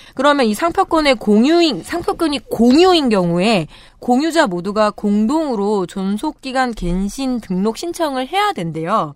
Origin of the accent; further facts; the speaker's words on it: Chungju, North Chungcheong, South Korea; 저는 충주시 봉방동에서 태어났는데, 안방에서 태어났더라고요